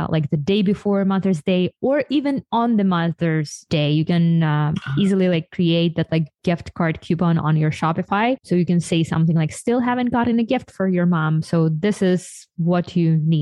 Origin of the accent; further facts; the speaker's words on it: Ukraine; now in United States; I'm from Ukraine